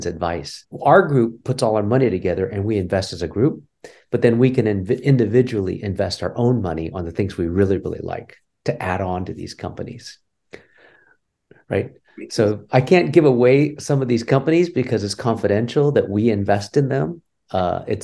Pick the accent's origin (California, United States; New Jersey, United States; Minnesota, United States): California, United States; rural; moved away as an adult; also born or lived in Cincinnati, Ohio; So I'm a Californian, native California, third generation. So, I'm kind of American assimilated, I guess you can call it. I grew up in rural California even